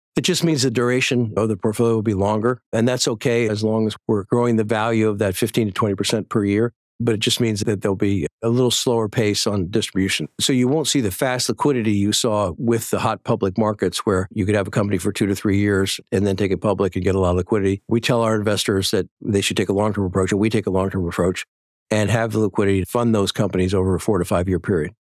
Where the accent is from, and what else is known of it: Boston, Massachusetts, United States; born or raised there